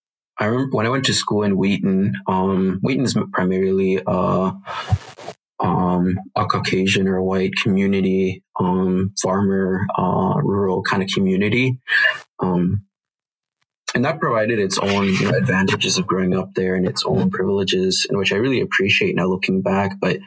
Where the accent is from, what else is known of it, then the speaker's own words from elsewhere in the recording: Chihuahua, Mexico; also born or lived in Minneapolis; So I was born in Minneapolis, St. Paul area, and my mom lived in South St. Paul. But shortly after, my mom had an arranged marriage to a man in Mexico. So we moved down there, and I got Mexican citizenship down there in Chihuahua, Mexico, in a little village.